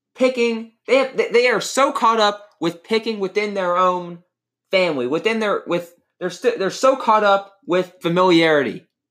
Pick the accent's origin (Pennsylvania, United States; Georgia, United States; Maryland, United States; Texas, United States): Georgia, United States; Atlanta; I am from Atlanta